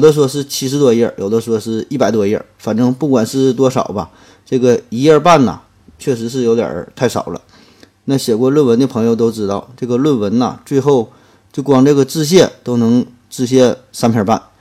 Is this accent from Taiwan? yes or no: no; China; 对于我们中国人而言